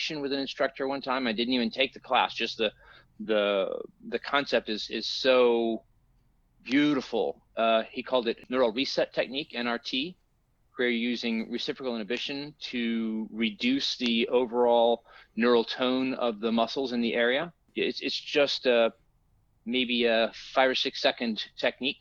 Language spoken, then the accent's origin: English; Tennessee, United States; moved away as an adult; now in Los Angeles, United States; I'm originally from Tennessee, and I moved out here in 94 working in film